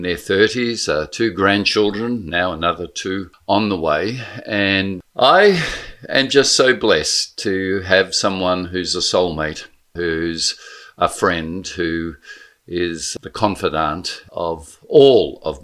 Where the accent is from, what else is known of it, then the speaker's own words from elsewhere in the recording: Blackburn, Victoria, Australia; also born or lived in St Kilda; my kids' upbringing is so profoundly different to mine in safe Blackburn, in Main Street Blackburn